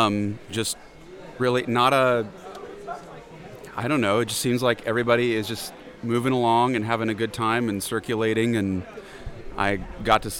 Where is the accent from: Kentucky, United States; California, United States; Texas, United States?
Kentucky, United States; Berea; I am from Berea, Kentucky.